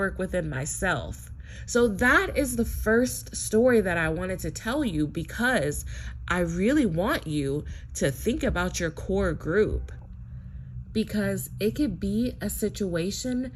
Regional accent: United States; I am a Black American, and I'm Native American

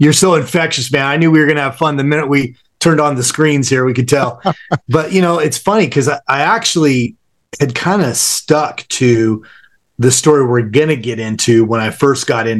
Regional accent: Southern California, United States; I grew up in Southern California, sunny Southern California

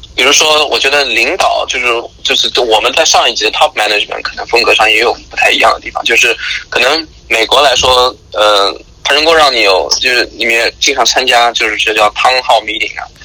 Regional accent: China; moved away as an adult; 我中国的经历或者是我中国的 呃，学习和工作的经历

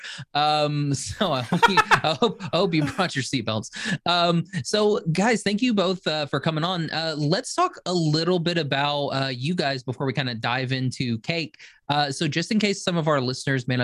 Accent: Shawnee, Oklahoma, United States; I'm from a little town called Shawnee, Oklahoma.

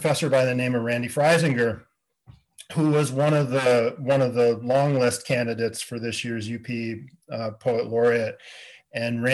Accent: Montcalm County, Michigan, United States; now in Upper Peninsula, Michigan, United States; I grew up down in Montcalm County, which is dead center of the Mitten

